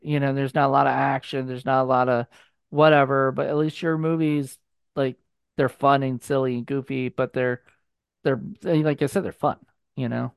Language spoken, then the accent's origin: English; Virginia, United States; my hometown in Vir, in Virginia